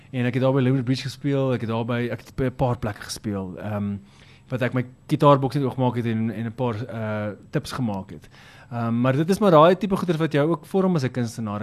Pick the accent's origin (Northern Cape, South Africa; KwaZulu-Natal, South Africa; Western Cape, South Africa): KwaZulu-Natal, South Africa; Richards Bay; also born or lived in Newcastle, KwaZulu-Natal; ek is oorspronklik 'n uh, volbloed Nataller, ek is gebore daar in Noord-Natal, uh, Newcastle en ek het skool klaar gemaak in 'n klein dorpie met naam Richards Bay